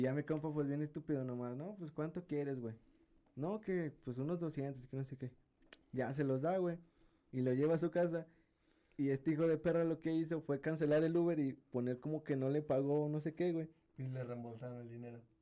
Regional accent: San Luis Potosí, Mexico; como buen potosino

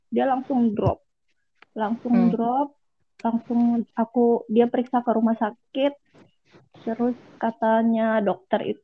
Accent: Lampung, Indonesia; now in Bekasi, Indonesia; baru pulang dari balik kampung nih ke kampung aku di Lampung

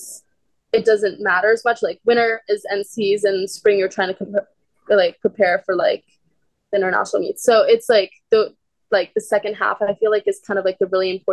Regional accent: Arlington, Virginia, United States; moved away as an adult; now in Stanford, United States; I'm from like just outside of DC in Arlington

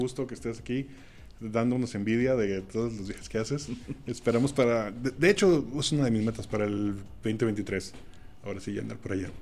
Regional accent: Mazatlán, Sinaloa, Mexico; Yo, que soy de Mazatlán

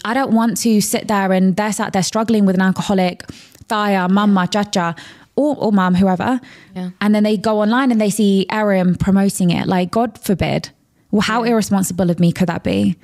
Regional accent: London, United Kingdom; So I grew up in a very, very, very diverse area of London

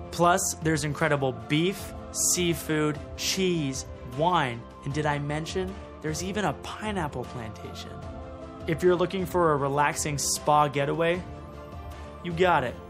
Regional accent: Canada; being a Canadian

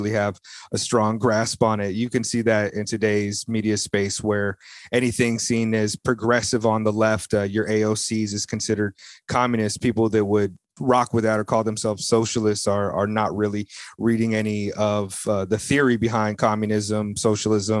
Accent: United States; now in Tokyo, Japan; I'm an American cat out here in Ikebukuro

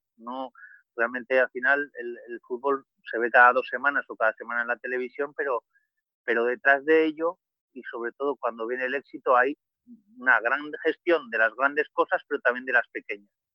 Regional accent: Vitoria-Gasteiz, Basque Country, Spain; moved away as an adult; now in Cádiz, Spain; yo soy de Vitoria, de una ciudad del norte de España

